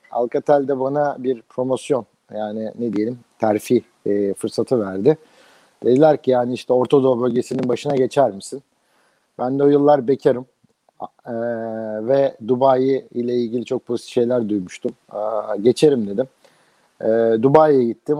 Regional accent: Izmir, Turkey; moved away as an adult

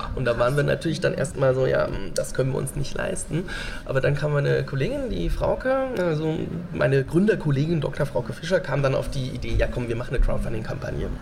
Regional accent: Nüdlingen, Bavaria, Germany; eine Behindertenwerkstatt in meinem Heimatdorf in Nüdlingen

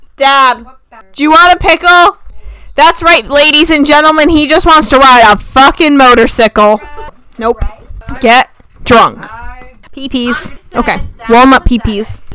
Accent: the South, United States; we're from the South

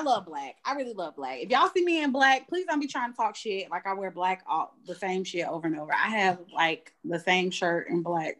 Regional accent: Atlanta, Georgia, United States; I am from Atlanta, Georgia. Born and raised. Grady baby.

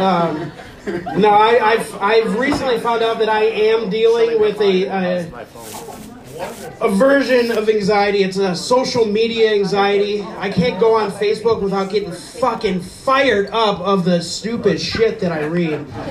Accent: Fairport Harbor, Ohio, United States; now in Painesville, United States; I'm from Fairport Harbor

